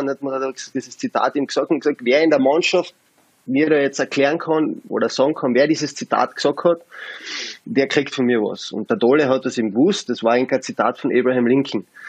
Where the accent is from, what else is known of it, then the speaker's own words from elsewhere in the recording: Carinthia, Austria; als Kärntner